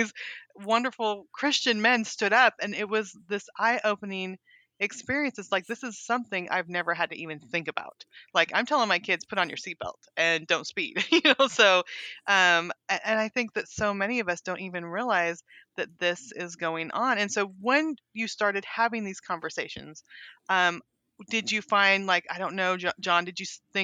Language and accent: English; California, United States; moved away as an adult; now in Little Rock, United States; I grew up in California